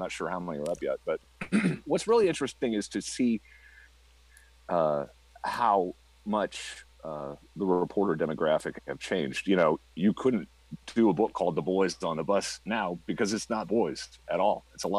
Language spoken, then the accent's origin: English; Saint Anthony, Iowa, United States; my hometown in Iowa, Saint Anthony.